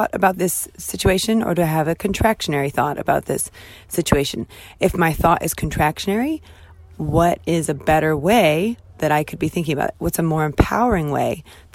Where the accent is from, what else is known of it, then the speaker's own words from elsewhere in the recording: United States; now in United Kingdom; I'm American, clearly, and I'm not British